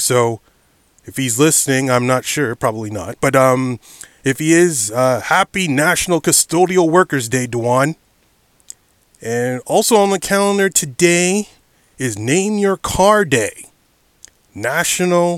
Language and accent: English; Ontario, Canada; I am Canada. In my home state or home province of Ontario